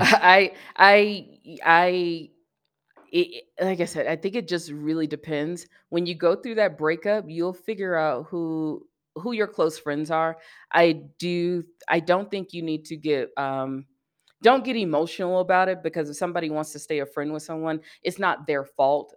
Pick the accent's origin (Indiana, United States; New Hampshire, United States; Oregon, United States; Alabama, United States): Alabama, United States; Birmingham; moved away as an adult; also born or lived in Atlanta / San Diego; now in Colorado, United States; I grew up in Birmingham, I went to school in Atlanta